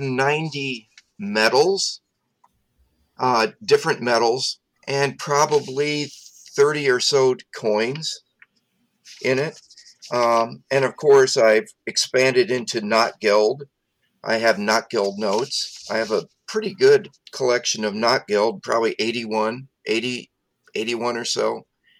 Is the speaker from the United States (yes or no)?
yes; Nebraska, United States; growing up in Nebraska on top of our state capitol is a sculpture by Lee Lowry of the sower. And so I grew up with that image overlooking me